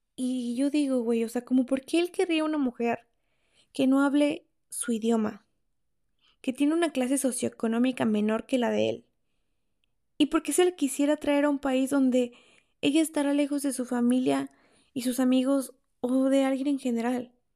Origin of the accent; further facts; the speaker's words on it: Mexico; moved away as an adult; cuando yo vivía en México